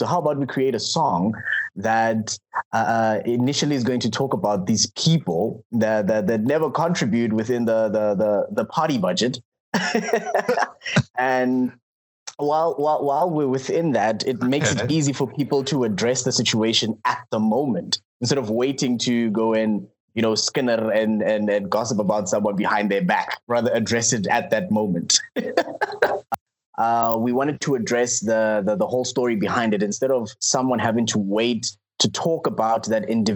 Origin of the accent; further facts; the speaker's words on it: Klerksdorp, North West, South Africa; I'm from Clarksdorp